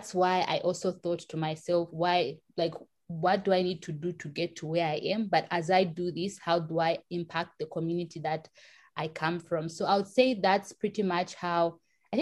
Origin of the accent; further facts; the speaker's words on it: Lusaka, Lusaka Province, Zambia; I was born and raised in Lusaka, Zambia, in the capital